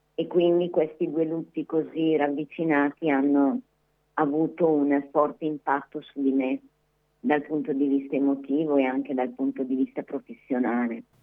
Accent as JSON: {"language": "Italian", "town": "Manerbio", "region": "Lombardy", "country": "Italy", "said": "io sono di Manerbio"}